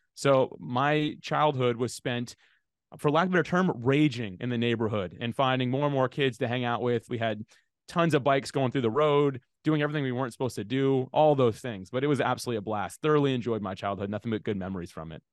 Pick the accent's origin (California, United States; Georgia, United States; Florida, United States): Florida, United States; Jacksonville; I grew up in Jacksonville, Florida, and that's actually still where I live today